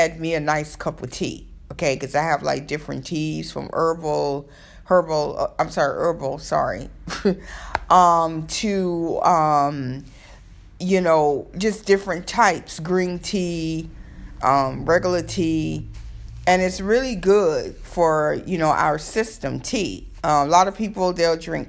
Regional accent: Florida, United States; now in New York, United States; I'm from Florida

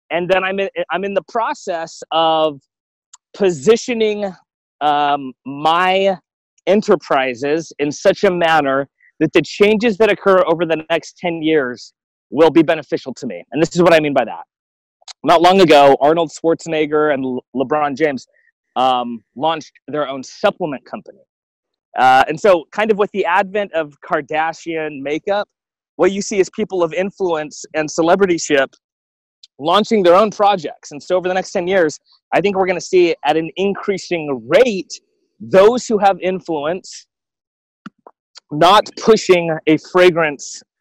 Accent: Guam; also born or lived in Alaska, United States; And I look at myself growing up in Guam and then Alaska.

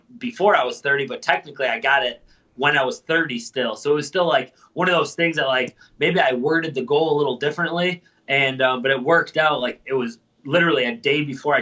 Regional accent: Lewiston, New York, United States; also born or lived in Buffalo, New York; I grew up in Lewiston

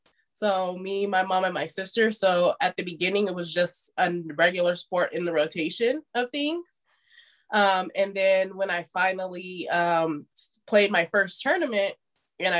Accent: Las Vegas, Nevada, United States; moved away as an adult; also born or lived in Indiana / Tampa, Florida; Las Vegas, Nevada. So I grew up in Las Vegas

